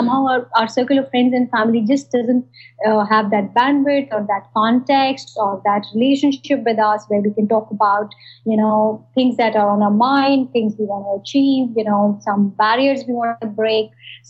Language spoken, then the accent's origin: English; northern India, India; Yeah, I grew up in India. I actually grew up in small town India. And I think and basically various small towns in northern India.